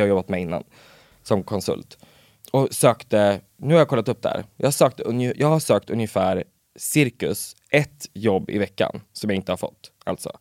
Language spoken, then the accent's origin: Swedish; Örebro, Örebro County, Sweden; jag är ju från Örebro